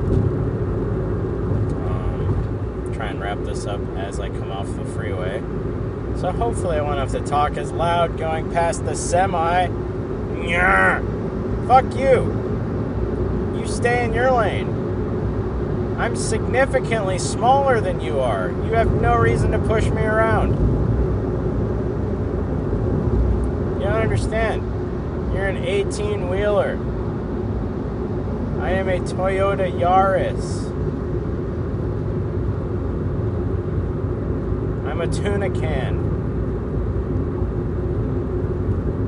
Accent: Portland, Oregon, United States; back in Portland

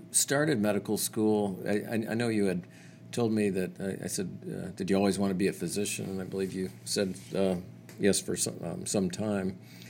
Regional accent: Western Pennsylvania, United States; I'm from Western Pennsylvania too, and my grandfather worked in Youngstown. In steel.

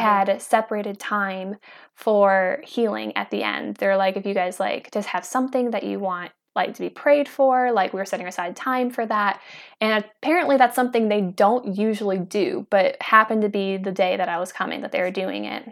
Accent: Kenosha, Wisconsin, United States; I am from Kenosha, Wisconsin, and I'm out here in Idaho.

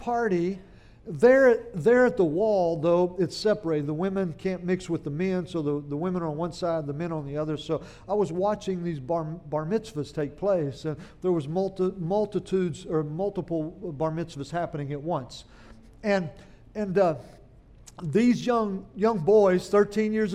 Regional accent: central Oklahoma, United States; moved away as an adult; now in Louisiana, United States; I didn't make it to Louisiana till I was 18 years old, back in 1981. And I grew up in Oklahoma, and up in little towns in central Oklahoma

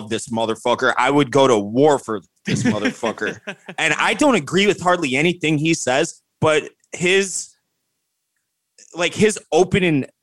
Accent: Wheaton, Illinois, United States; So Elm Street is Elm Street, Wheaton, Illinois, which is where I'm from.

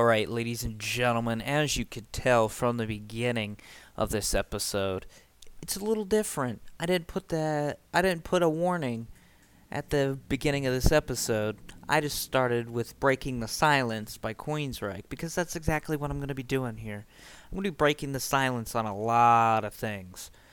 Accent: Springfield, Ohio, United States; junior year where I moved away from Springfield altogether and started going to another high school. By the way, it's Springfield, Ohio, not Springfield, Illinois. I live in Ohio

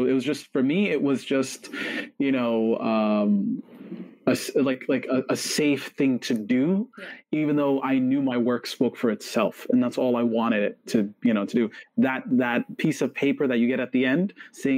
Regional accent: Toronto, Ontario, Canada; we're Canadians, we're from Toronto

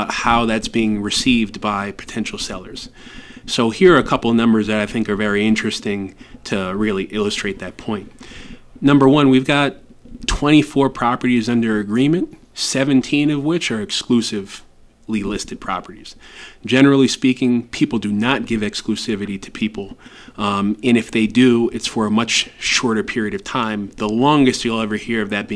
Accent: United States; moved away as an adult; now in Ecuador; we are from the United States and are English speakers

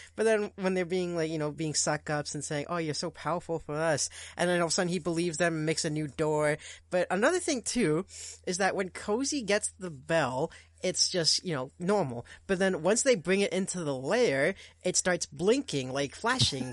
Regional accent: Portugal; first language Portuguese; English is a second language; now in Canada; I am Canadian, but I'm also Portuguese

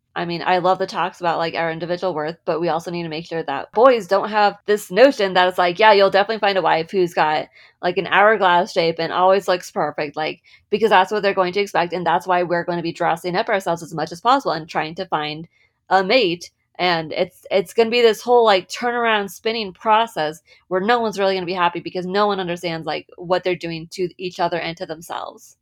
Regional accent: San Diego, California, United States; moved away; also born or lived in Utah; I grew up in California on the West Coast. Um, most of my memories are in San Diego

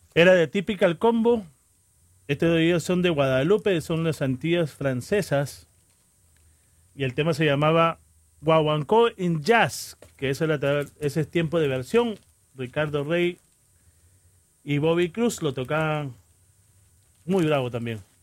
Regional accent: Peru; moved away; Soy peruano

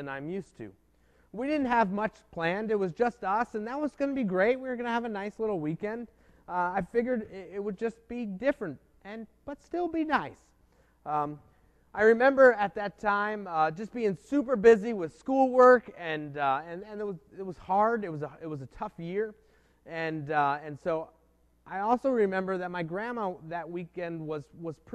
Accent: New Jersey, United States; moved away as an adult; now in Pittsburgh, United States; I left my family, my home state of New Jersey, which I never lived outside of.

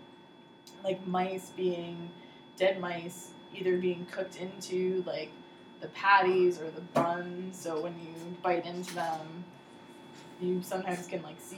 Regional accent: New Jersey, United States; we grew up in Jersey

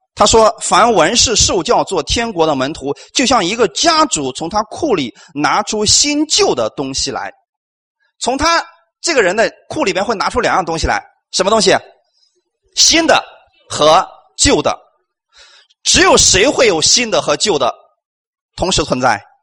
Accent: China; 我们中国人

